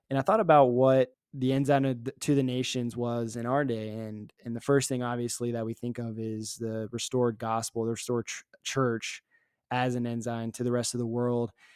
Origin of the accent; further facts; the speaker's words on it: Richmond, Virginia, United States; now in Provo, United States; I had an advantage growing up in Virginia